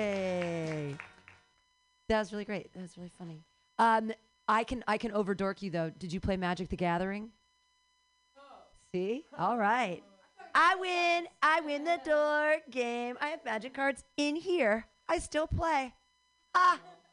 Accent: Philadelphia, Pennsylvania, United States; I'm from Philly. I like the love statue.

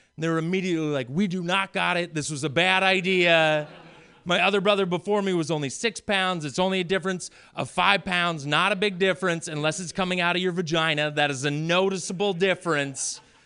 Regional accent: Maine, United States; moved away; also born or lived in Portland; I was born and raised at a farm in Maine and homeschooled for many years.

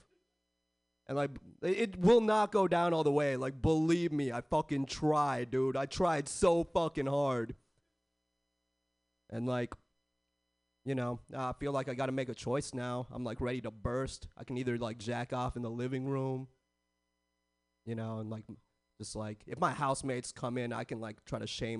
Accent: San Jose, California, United States; I was born and raised in the Bay

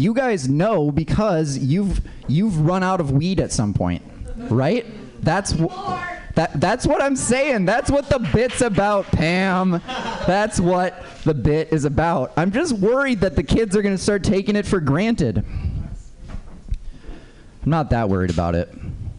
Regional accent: Minnesota, United States; I grew up in Minnesota, where it's a little bit harder to get, especially growing up when you're just a kid, you know.

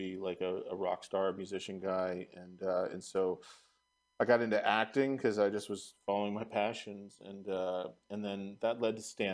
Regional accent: Marin County, California, United States; born or raised there; also born or lived in San Francisco

